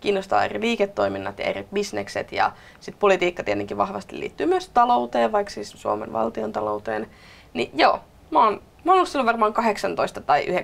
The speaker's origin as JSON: {"language": "Finnish", "town": "Tervakoski", "region": "Kanta-Häme", "country": "Finland", "said": "Mä oon myös Maalta, ehkä vähän enemmänkin vielä Maalta. Mä oon Tervakoskelta"}